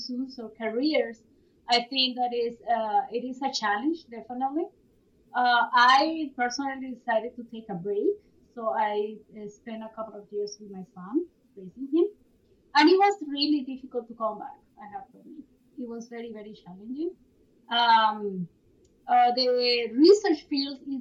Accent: Bogotá, Colombia; moved away as an adult; also born or lived in Bloomington, Indiana, United States / North Carolina, United States; now in Guelph, Canada; So I was born in Bogota, Colombia. So that's where I did my undergrad

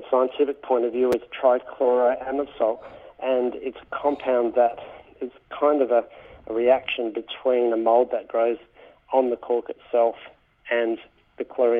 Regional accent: Australia; So it's interesting as Australian consumers to start to look at how our friends around the world are regarding our sparkling wines.

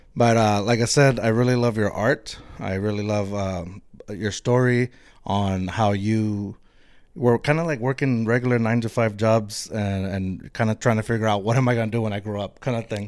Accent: Eagle Pass, Texas, United States; moved away; I grew up, I'm from Eagle Pass, Texas.

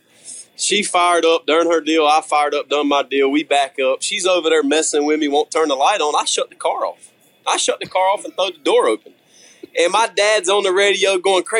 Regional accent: the South, United States; I'm from the South

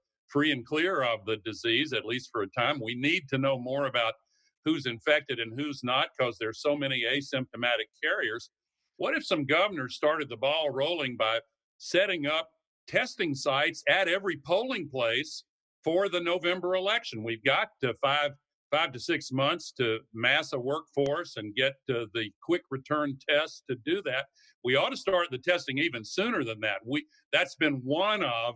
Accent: the South, United States; I come from the South

